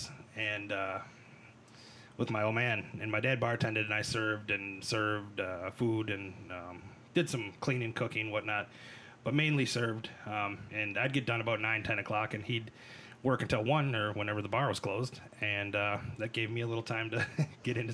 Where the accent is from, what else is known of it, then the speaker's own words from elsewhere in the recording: Cottage Grove, Minnesota, United States; also born or lived in St. Paul, Minnesota / Mankato, Minnesota; I was born in St. Paul, Minnesota. I grew up in Cottage Grove, right here in the heartland